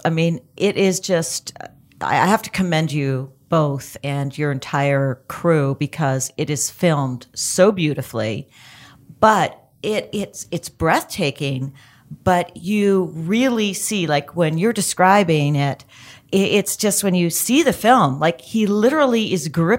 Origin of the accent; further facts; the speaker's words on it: Canada; I'm Canadian.